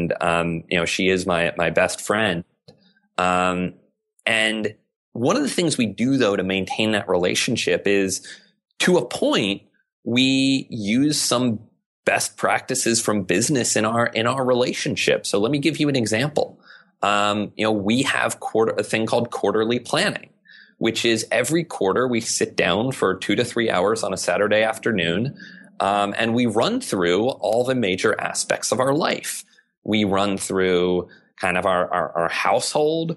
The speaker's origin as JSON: {"language": "English", "region": "South Arkansas", "country": "United States", "tie": "born or raised there", "moved": "yes", "said": "I grew up in a very rural environment. You know, I grew up in South Arkansas."}